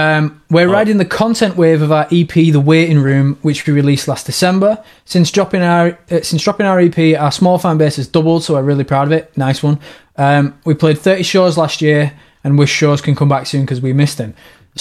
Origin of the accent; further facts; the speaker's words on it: United Kingdom; Now, once again, we're British